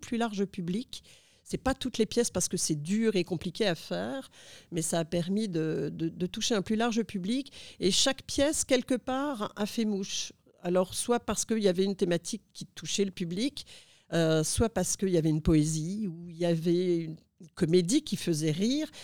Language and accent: French; Lille, Hauts-de-France, France; now in Phnom Penh, Cambodia; mon adolescence où j'ai grandi à Lille